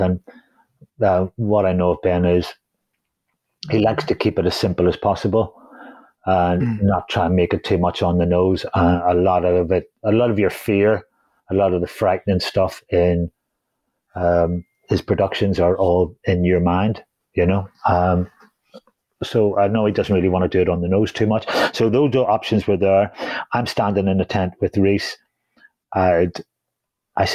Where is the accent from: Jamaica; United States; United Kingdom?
United Kingdom; Holywood, Northern Ireland; I'm from Hollywood, so that's down the road